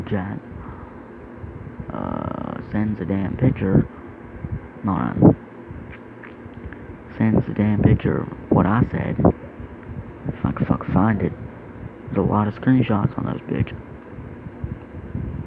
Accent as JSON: {"language": "English", "region": "the South", "country": "United States", "said": "I'm from the South"}